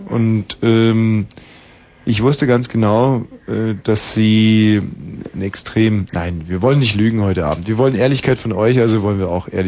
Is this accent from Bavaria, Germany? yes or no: yes; Bavaria, Germany; ich komme ja aus Bayern.